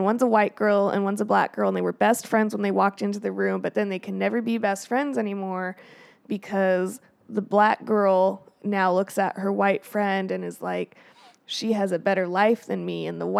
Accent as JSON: {"language": "English", "region": "Colorado", "country": "United States", "said": "Well, like, I'm from Colorado."}